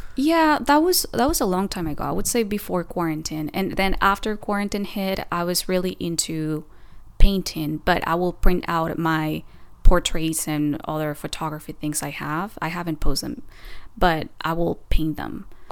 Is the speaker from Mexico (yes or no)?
yes; Oaxaca, Mexico; first language Spanish; English is a second language; moved away as an adult; also born or lived in Puebla, Mexico; now in Los Angeles, United States; my hometown, Oaxaca